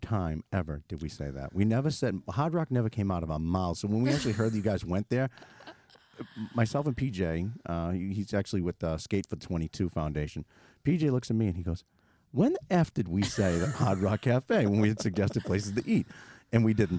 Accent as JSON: {"language": "English", "town": "Boston", "region": "Massachusetts", "country": "United States", "said": "we're critical from Boston"}